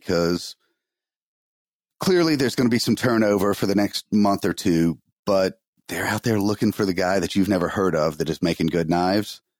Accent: Atlanta, Georgia, United States; born or raised there; moved away

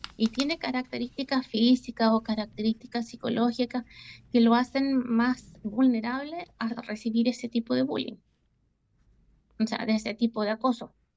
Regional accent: Chile; now in Switzerland; la ciudad donde yo crecí, en Chile

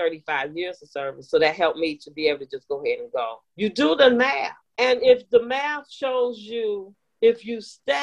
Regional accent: Detroit, Michigan, United States; now in Texas, United States; I grew up in Detroit, right across the street from Canada

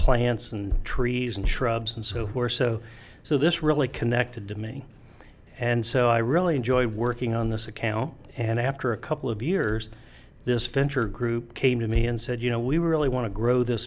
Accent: Ohio, United States; I grew up in Ohio, went to college in Ohio

